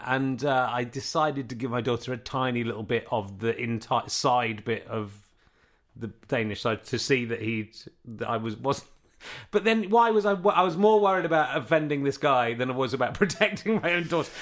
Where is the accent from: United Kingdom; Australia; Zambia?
United Kingdom; Yorkshire and the Humber; moved away; I'm, I'm from Yorkshire originally